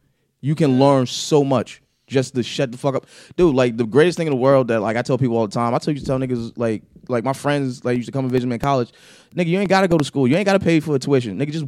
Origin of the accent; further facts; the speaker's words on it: Trenton, New Jersey, United States; in the West Indian family where you're taught to listen first. Like I grew up in a barbershop in Trenton, New Jersey